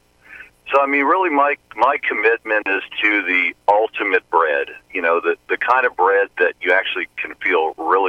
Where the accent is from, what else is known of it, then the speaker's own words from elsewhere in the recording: New Orleans, Louisiana, United States; I grew up in New Orleans and started out my career as a chef in New Orleans